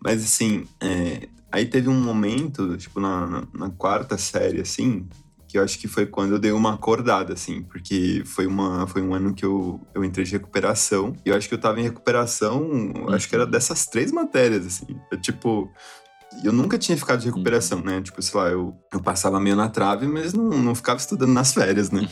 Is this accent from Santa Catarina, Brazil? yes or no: no; São Paulo, Brazil; Eu nasci em São Paulo mesmo, é, num hospital lá em Guarulhos. E eu morei muito pertinho de lá, né? Num, bairro que chama São Miguel Paulista, em São Paulo mesmo